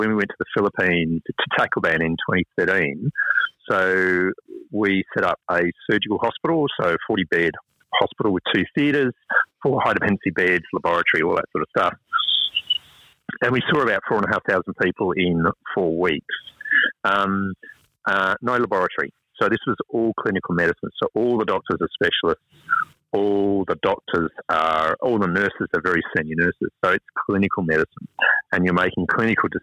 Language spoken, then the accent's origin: English; Western Australia, Australia; now in Cairns, Australia; we're from Western Australia